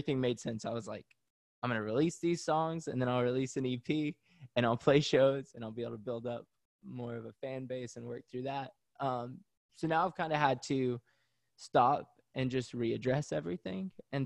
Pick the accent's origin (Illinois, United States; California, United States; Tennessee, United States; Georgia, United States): Tennessee, United States; Pigeon Forge; moved away as an adult; also born or lived in Knoxville, Tennessee; now in Washington, D.C., United States; I grew up in Pigeon Forge, Tennessee